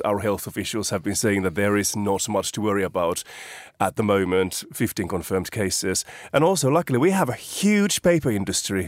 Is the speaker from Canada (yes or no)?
no; Finland; born or raised there; moved away